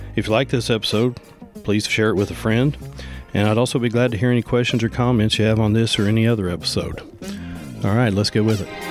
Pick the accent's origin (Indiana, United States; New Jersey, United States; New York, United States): Indiana, United States; Jefferson County; moved away as an adult; I grew up in Jefferson County.